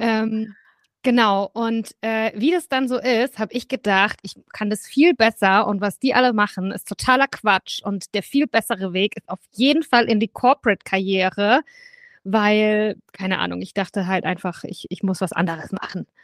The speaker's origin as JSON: {"language": "German", "region": "Southern Germany", "country": "Germany", "tie": "born or raised there", "said": "ich bin aufgewachsen in Süddeutschland"}